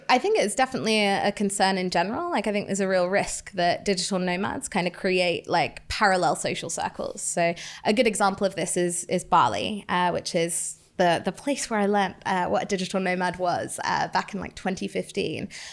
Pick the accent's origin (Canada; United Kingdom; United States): United Kingdom; my hometown here in the U K